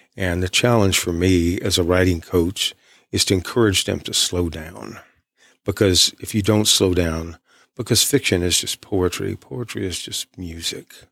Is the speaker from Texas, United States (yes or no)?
yes; East Texas, United States; I'm from East Texas.